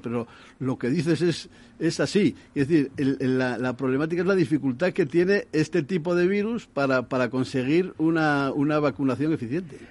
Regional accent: Asturias, Spain; yo soy de Asturias

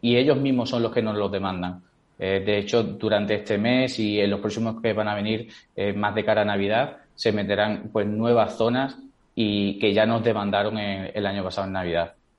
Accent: Seville, Andalusia, Spain; yo soy de Sevilla

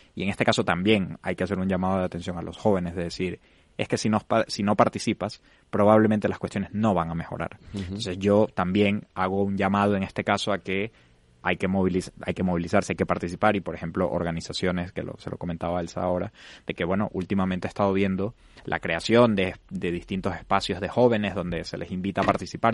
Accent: Venezuela; moved away as an adult; now in Spain; yo soy venezolano, tengo siete años viviendo en España

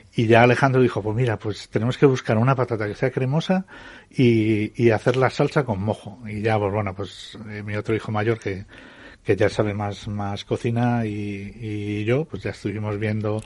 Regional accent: Fuentidueña de Tajo, Community of Madrid, Spain; mi pueblo de Fuente Doña de Tajo

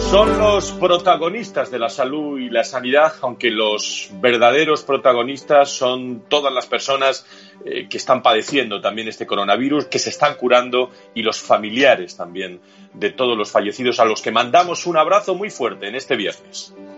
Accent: Spain; somos españoles

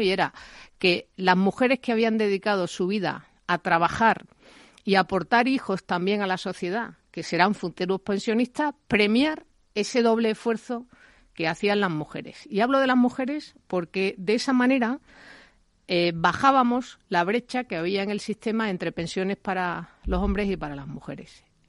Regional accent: Spain; como española

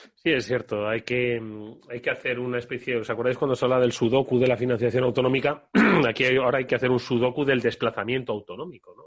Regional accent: Extremadura, Spain; en mi pueblo, Extremadura

